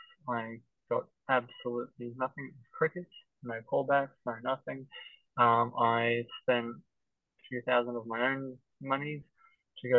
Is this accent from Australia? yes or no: yes; Hoppers Crossing, Victoria, Australia; I grew up in Hoppers Crossing out in the west where there are very few trees.